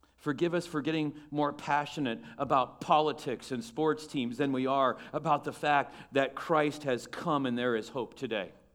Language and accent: English; United States